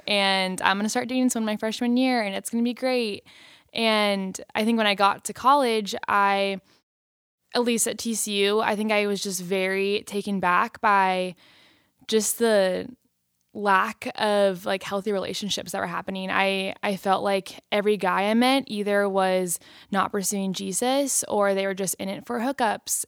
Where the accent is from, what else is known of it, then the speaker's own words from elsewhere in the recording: Long Beach, California, United States; I am from Long Beach, California